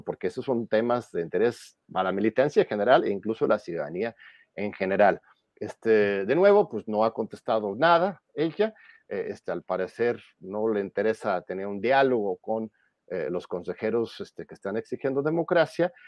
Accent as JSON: {"language": "Spanish", "country": "Mexico", "said": "como pueblo mexicano"}